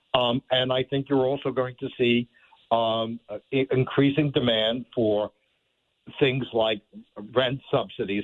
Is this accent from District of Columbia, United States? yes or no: no; New York, United States; when I was a kid growing up in New York